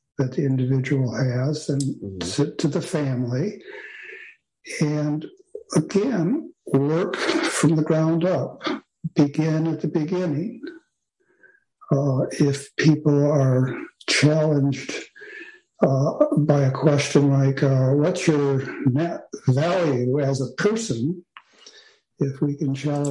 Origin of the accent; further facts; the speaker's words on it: Grand Rapids, Michigan, United States; I was born and raised in Grand Rapids, Michigan